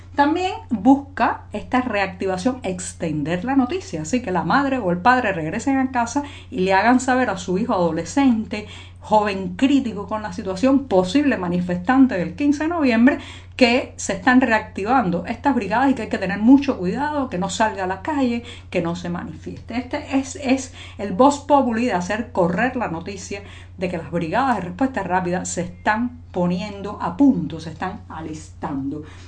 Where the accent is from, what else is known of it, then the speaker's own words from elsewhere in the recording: Cuba; cubana, periodista, ciudadana